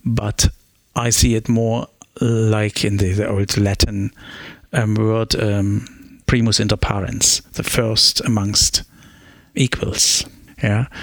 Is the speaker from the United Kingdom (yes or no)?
no; Germany; English is a second language; now in Australia; I grew up in the East German Republic with a clear dictatorship government.